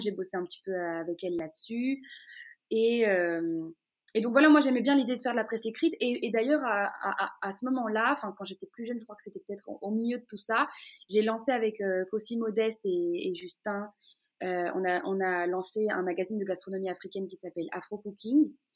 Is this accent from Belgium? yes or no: yes; Brussels, Brussels-Capital Region, Belgium; je suis née et j'ai grandi dans la commune d'Ixelles, à, Bruxelles, pas très loin de Matongué